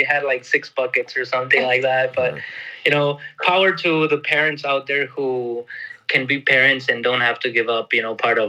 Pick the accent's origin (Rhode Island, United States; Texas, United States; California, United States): Texas, United States; moved away as an adult; also born or lived in Costa Rica; now in Porto Alegre, Brazil; I was born in Texas, but both of my parents were Mexican immigrants. They went to the United States in the mid-80s.